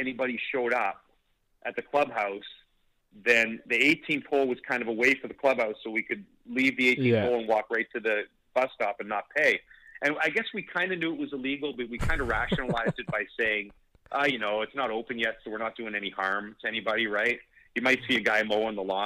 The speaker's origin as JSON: {"language": "English", "country": "Canada", "said": "I'm a Canadian"}